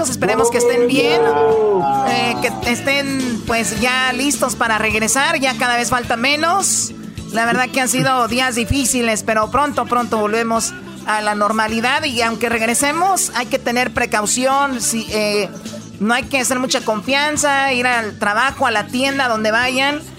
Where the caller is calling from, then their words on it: Denver, Colorado, United States; De Denver, Colorado.